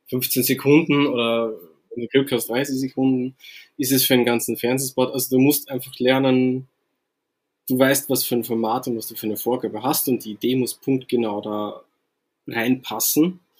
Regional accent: Austria; also born or lived in Vienna; now in Hamburg, Germany; Ich komme nicht ganz aus Wien, so ein bisschen, also sagen wir mal, kleineren Stadt als Wien, aber es ist nicht weit weg von Wien.

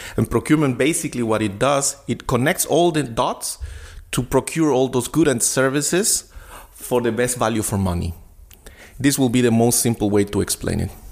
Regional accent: Guatemala City, Guatemala Department, Guatemala; English is a second language; now in Berlin, Germany; I was uh, born and raised in Guatemala City in Latin America

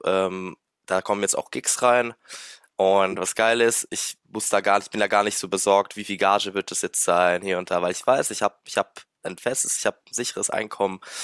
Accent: Luxembourg; moved away as an adult; now in Mannheim, Germany; ich bin 29 und bin gebürtiger Luxemburger tatsächlich

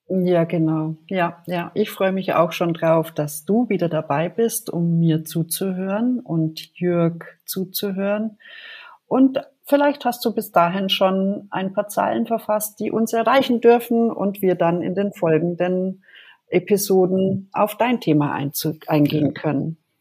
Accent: Germany; also born or lived in Bad Nauheim, Hesse; ich komme aus Deutschland

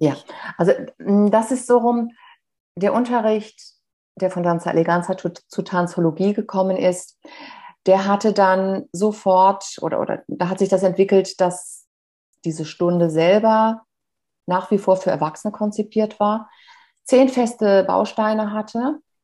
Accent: Bad Kreuznach, Rhineland-Palatinate, Germany; wieder in Bad Kreuz nach meiner Geburtsstadt, gelandet

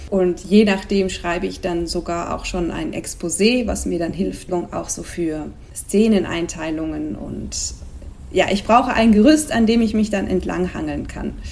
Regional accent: Switzerland; now in Spain; seit noch ein paar Jahren mehr lebe ich in Spanien, wohin ich gezogen bin aus der Schweiz. wie man vielleicht manchmal am Akzent hören kann.

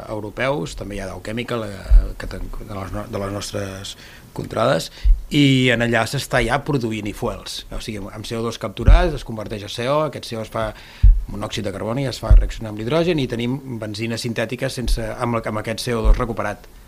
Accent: Altafulla, Catalonia, Spain; com l'Edu jo sóc d'Altafulla

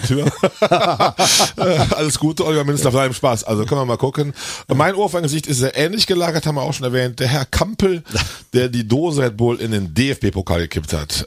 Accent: Königswinter, North Rhine-Westphalia, Germany; Wir kommen aus Königswinter.

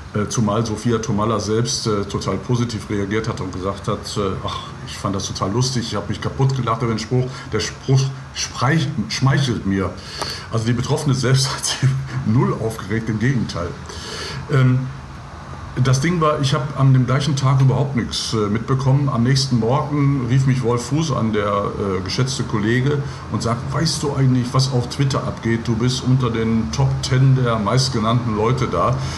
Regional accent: Gladbeck, North Rhine-Westphalia, Germany; moved away as an adult; also born or lived in Gelsenkirchen / Lippstadt / Giessen; Ich bin ein Kind des Ruhrgebiets in Gelsenkirchen geboren, in Gladbeck in der Geiselgangsterstadt. In Anführungsstrichen bin ich aufgewachsen.

